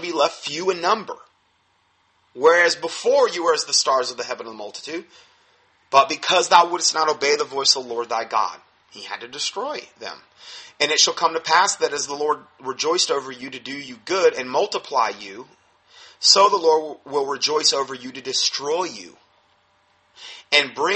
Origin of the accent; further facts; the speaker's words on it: United States; we're American Christians